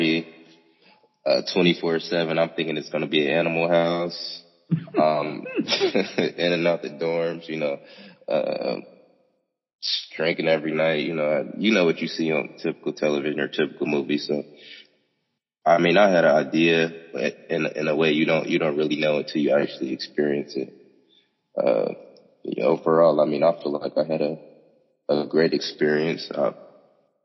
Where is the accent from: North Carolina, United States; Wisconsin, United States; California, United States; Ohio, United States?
Ohio, United States; Cincinnati; I'm from Cincinnati